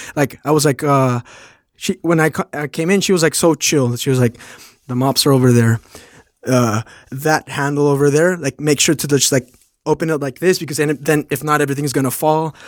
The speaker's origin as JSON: {"language": "English", "country": "Mexico", "also_born_or_lived": "Phoenix", "moved": "as an adult", "lives_now": "New York, United States", "said": "I'm from Mexico. I live in New York"}